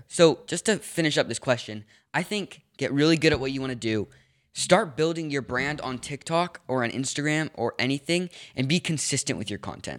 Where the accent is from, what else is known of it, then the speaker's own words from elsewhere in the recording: Los Angeles, California, United States; also born or lived in New York; I grew up in Los Angeles, then I moved to New York for a little bit, then I moved back to L A, and then back up to Northern California.